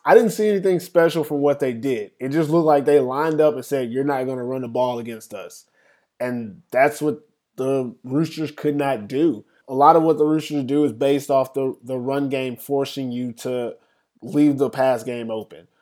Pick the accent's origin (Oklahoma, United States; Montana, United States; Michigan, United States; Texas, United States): Texas, United States; I'm from Texas